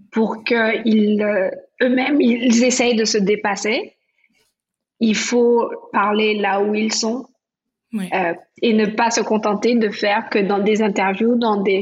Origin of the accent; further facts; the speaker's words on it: Antilles, France; on a plein de gens chez nous, aux Antilles, qui font des choses importantes.